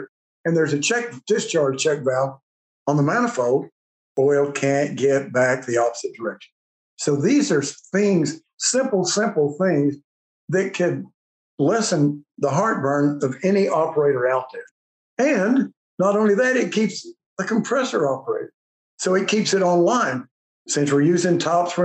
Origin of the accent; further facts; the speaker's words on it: West Texas, United States; I'm a goober from West Texas